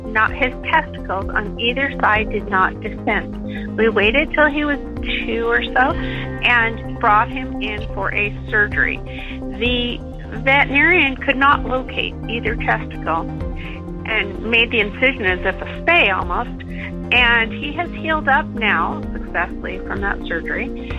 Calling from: Washington, United States; I'm calling from Swim in Washington State.

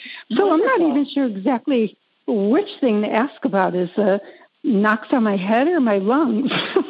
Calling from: North Carolina, United States; North Carolina, not too far from you.

